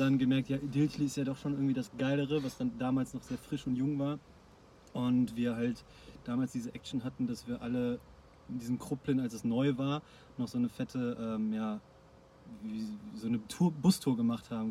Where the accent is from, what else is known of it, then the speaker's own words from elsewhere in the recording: Ruhr area, North Rhine-Westphalia, Germany; wir halt durch Ruhrpott verteilt sind